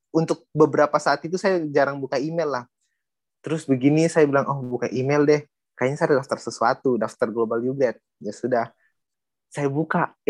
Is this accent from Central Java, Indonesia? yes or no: no; Manokwari, West Papua, Indonesia; saya asli orang Toraja, tapi saya besarnya di Papua tepatnya di Kota Manokwari, Provinsi Papua Barat.